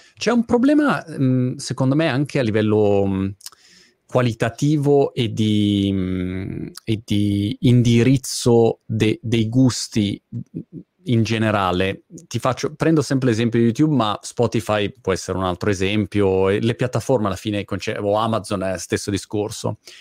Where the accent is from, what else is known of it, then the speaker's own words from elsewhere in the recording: Milan, Lombardy, Italy; Io originariamente sono di Milano, come ah, come origine, diciamo, eh, geografica